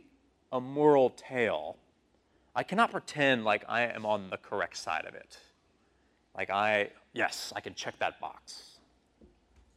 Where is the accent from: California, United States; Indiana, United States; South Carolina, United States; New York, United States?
New York, United States; New York City; I'm from New York City